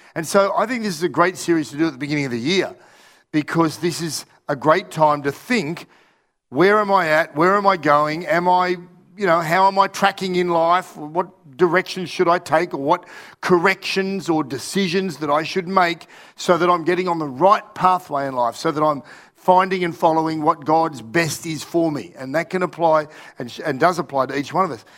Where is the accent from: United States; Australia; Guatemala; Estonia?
Australia; also born or lived in Russia; I was from Australia